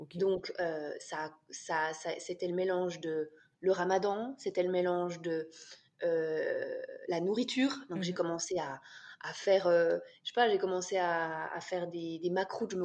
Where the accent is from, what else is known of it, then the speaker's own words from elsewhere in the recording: France; now in Switzerland; je suis française, et euh, j'habite en Suisse avec mon mari